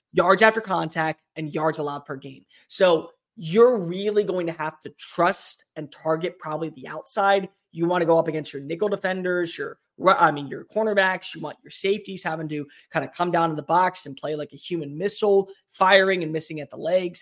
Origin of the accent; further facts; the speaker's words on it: Colorado, United States; now in Texas, United States; I'm not a native Texan. Like, I was born in Colorado. I did not live here when the Oilers were around. We moved here right before the Texans became a big thing